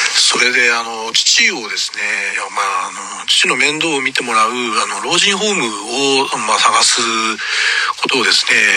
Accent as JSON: {"language": "Japanese", "town": "Yokohama", "region": "Kanagawa", "country": "Japan", "tie": "born or raised there", "also_born_or_lived": "Yamagata", "moved": "yes", "lives_now": "Osaka, Japan", "said": "山形生まれ横浜育ち大阪暮らし"}